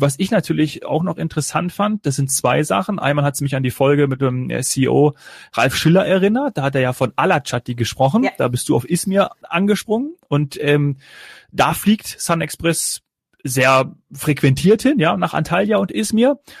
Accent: Kassel, Hesse, Germany; aus meiner Heimatregion Kassel-Calden

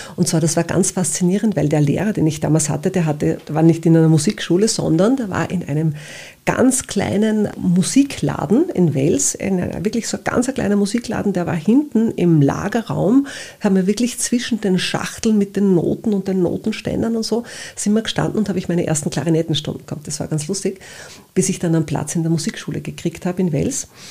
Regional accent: Upper Austria, Austria; now in Vienna, Austria; ich bin gebürtige Oberösterreicherin

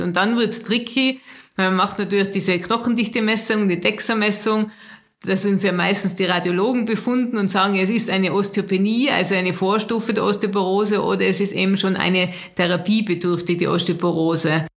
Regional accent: Austria; bei uns in Österreich

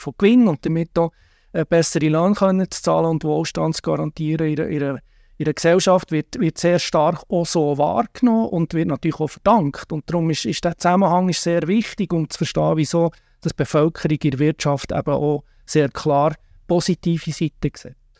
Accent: Switzerland; wir als Schweizer, Schweizerin

